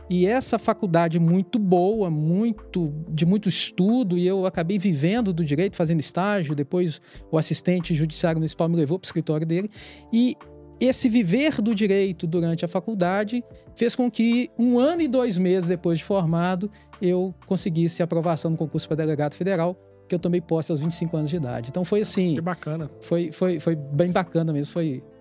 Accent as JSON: {"language": "Portuguese", "town": "Itabira", "region": "Minas Gerais", "country": "Brazil", "tie": "born there", "said": "sou uma pessoa de origem humilde. Eu nasci em Itabira, Minas Gerais."}